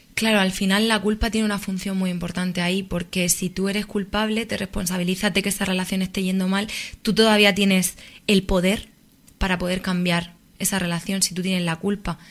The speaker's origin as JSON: {"language": "Spanish", "town": "Murcia", "region": "Region of Murcia", "country": "Spain", "moved": "as an adult", "lives_now": "Madrid, Spain", "said": "soy de Murcia"}